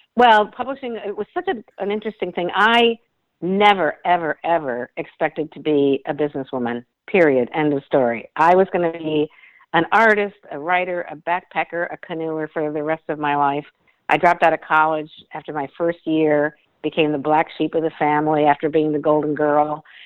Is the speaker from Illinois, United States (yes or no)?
yes; suburbs of Chicago, Illinois, United States; I grew up in the Midwest. I'm a Midwestern girl, and my whole background was suburbs of Chicago